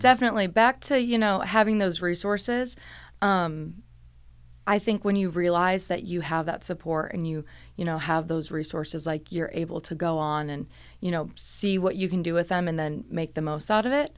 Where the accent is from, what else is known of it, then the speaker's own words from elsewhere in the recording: Cleveland, Ohio, United States; moved away as an adult; also born or lived in Pittsburgh; I'm from Cleveland, Ohio